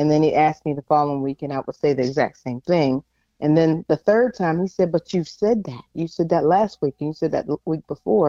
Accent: Pittsburgh, Pennsylvania, United States; now in Norfolk, United States; I am originally from Pittsburgh, PA. I live in Norfolk, Virginia

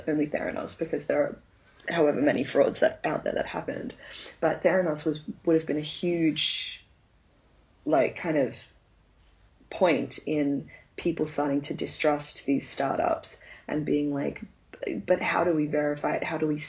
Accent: Australia; To be honest, as an Australian

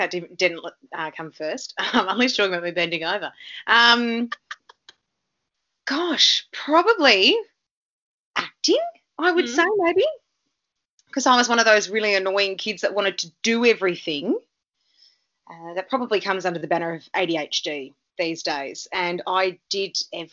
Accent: Melbourne, Victoria, Australia; also born or lived in Canada; I grew up in Noble Park North

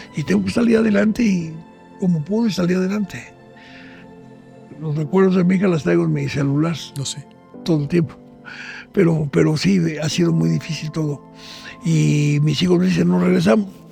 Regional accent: Mexico

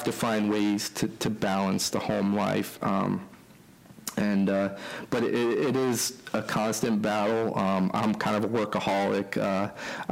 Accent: East Coast, United States; moved away; I'm from the East Coast

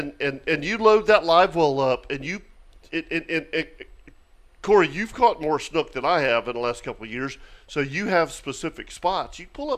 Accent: Palm Valley, Florida, United States; growing up in Palm Valley

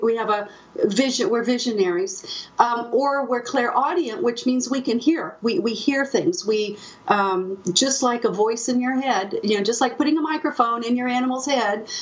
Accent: Austin, Texas, United States; I was a lonely, only child growing up outside Austin, Texas, overlooking Lake Travis.

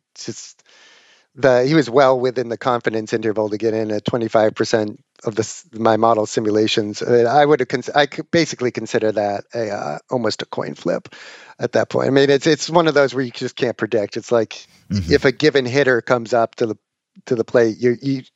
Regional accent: Boston, Massachusetts, United States; I grew up in Boston reading Dan Shaughnessy

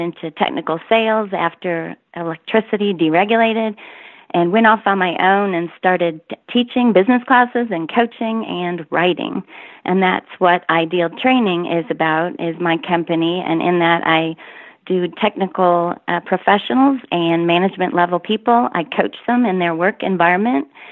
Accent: Michigan, United States; moved away as an adult; now in Texas, United States; I am actually from Michigan, come from a large Catholic family

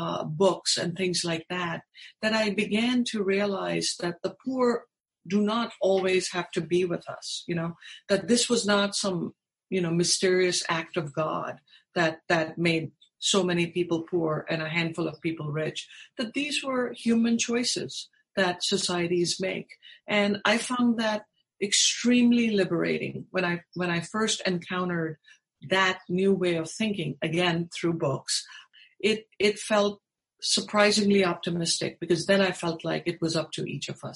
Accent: Mumbai, Maharashtra, India; moved away as an adult; also born or lived in Texas, United States; now in United States; growing up in India

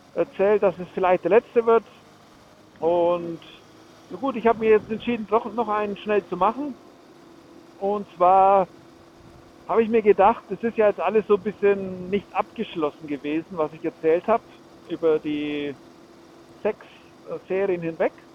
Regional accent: Germany; bei uns in Deutschland

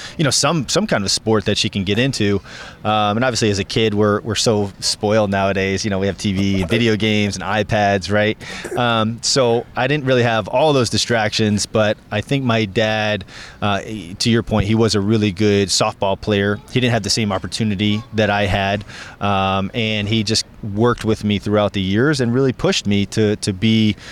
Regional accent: Tampa, Florida, United States; a Tampa kid, born and raised in the area

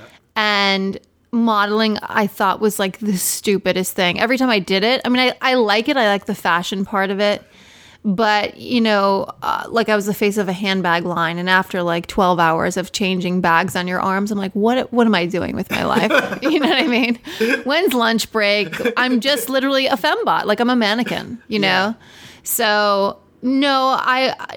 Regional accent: Deer Park, New York, United States; now in Los Angeles, United States; I'm from Strong Island, like you. Deer Park, Dix Hills area.

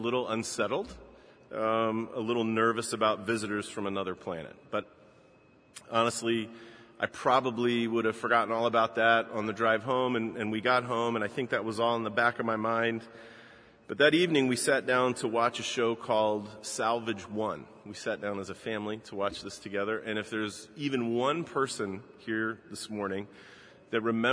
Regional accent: Baltimore, Maryland, United States; my hometown in Baltimore

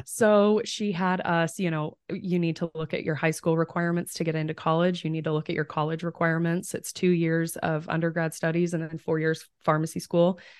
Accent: Fredonia, Kansas, United States; moved away as an adult; now in Omaha, United States; I'm from Southeast Kansas. The town is Fredonia

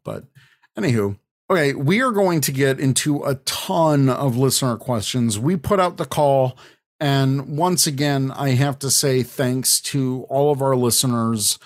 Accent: Chicago, Illinois, United States; It's my hometown convention

